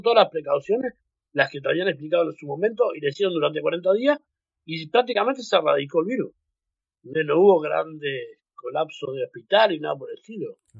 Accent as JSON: {"language": "Spanish", "country": "Uruguay", "tie": "born or raised there", "moved": "as an adult", "lives_now": "New Zealand", "said": "Uruguay, porque es mi tierra y yo amo Uruguay también"}